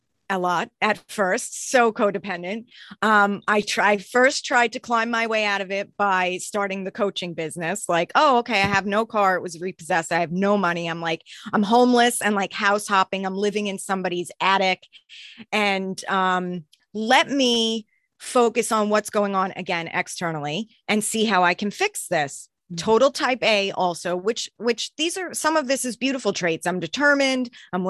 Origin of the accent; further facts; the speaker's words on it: New York, United States; now in Boston, United States; I'm originally from New York, but then my family moved here.